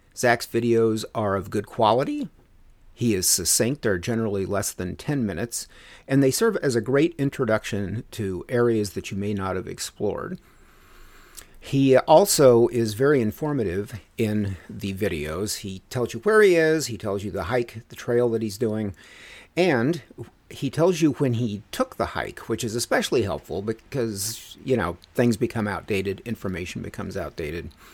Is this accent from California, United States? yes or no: no; Denver, Colorado, United States; moved away; my hometown of Denver